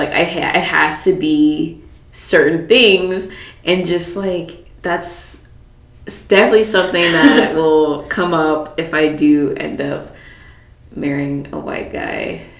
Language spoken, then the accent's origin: English; United States; we have Black culture in our mm-hmm. family, obviously, but we're American.